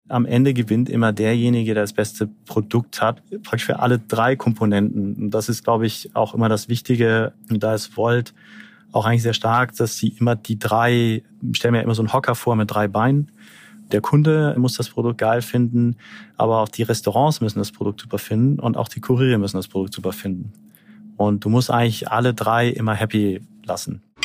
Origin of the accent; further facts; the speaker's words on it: Brazil; now in Berlin, Germany; Ich selber, ich bin in, in Brasilien groß geworden